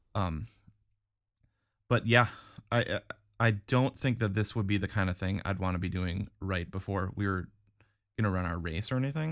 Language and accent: English; Wisconsin, United States; growing up in Wisconsin